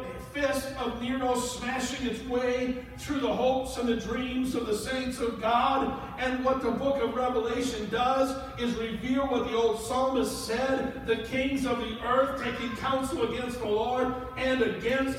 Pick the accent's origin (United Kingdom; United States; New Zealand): United States; St. Paul, Minnesota; also born or lived in Coon Rapids, Minnesota; 50 years and a couple months ago, I was born in Bethesda Hospital in St. Paul, Minnesota.